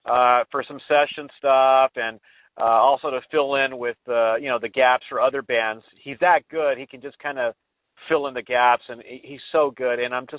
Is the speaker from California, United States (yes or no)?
yes; Los Angeles, California, United States; he has a nice little place in East Los Angeles, kind of my hometown.